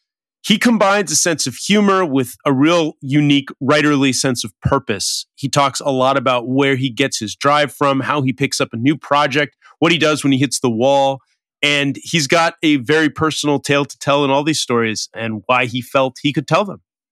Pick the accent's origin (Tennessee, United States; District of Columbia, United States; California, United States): California, United States; Los Angeles; I know you're a West LA guy because I am. So I'm also from this